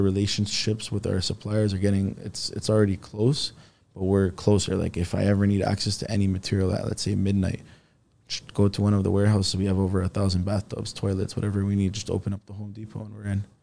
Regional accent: Toronto, Ontario, Canada; also born or lived in Istanbul, Turkey; now in Richmond Hill, Canada; I grew up in Rexville

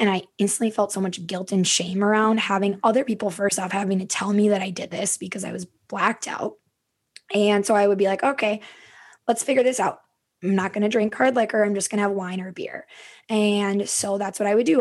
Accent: Stillwater, Minnesota, United States; also born or lived in Lake Elmo, Minnesota; I am a Minnesota native. I grew up in Stillwater, Minnesota, and I now live in Lake Elmo

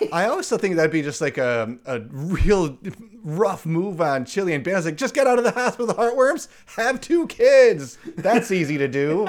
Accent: United States; I'm from America

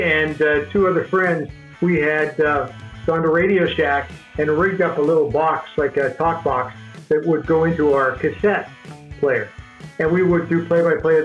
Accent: Canada; I'm Canadian

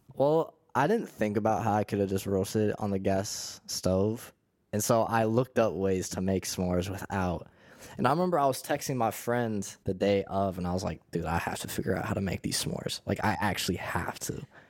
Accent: Pittsburgh, Pennsylvania, United States; I'm from Pittsburgh

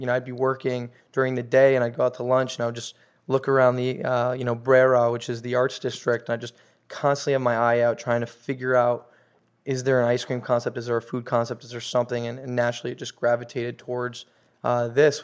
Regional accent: Los Angeles, California, United States; born and raised in Los Angeles

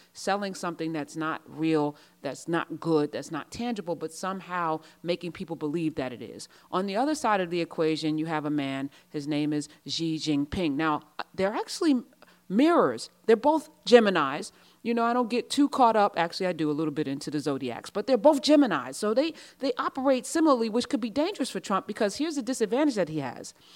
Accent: United States; I'm American, true and true

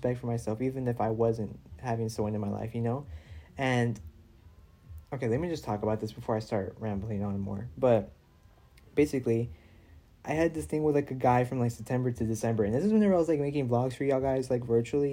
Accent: Houston, Texas, United States; I'm from Houston

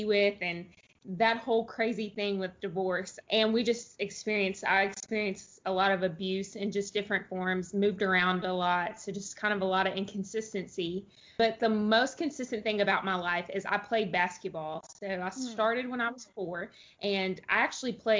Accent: Texas, United States; I grew up from all over Texas, so I can't even really tell you a specific place where I'm from, just Texas in general.

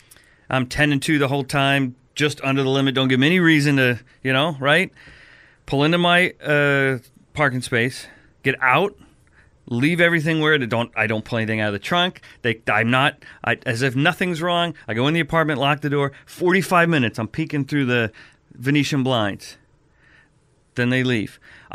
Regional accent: New Jersey, United States; I'm from Jersey.

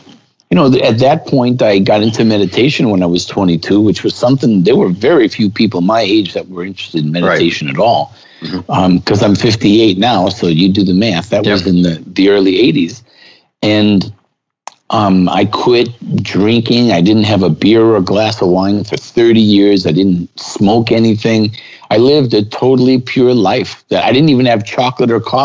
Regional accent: New York City, New York, United States; I grew up in Brooklyn a long time before Brooklyn was cool.

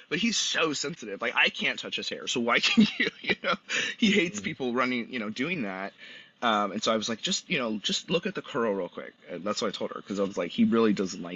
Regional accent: Los Angeles, California, United States; we're from LA or we're from Southern California

